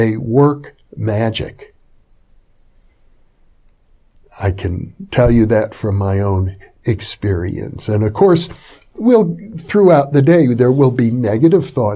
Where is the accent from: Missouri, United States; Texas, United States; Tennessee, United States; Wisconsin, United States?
Wisconsin, United States; Fond du Lac; where I grew up in Fond du Lac, Wisconsin